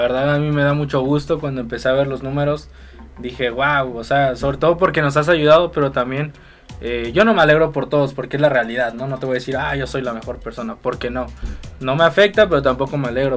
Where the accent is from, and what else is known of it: Mexico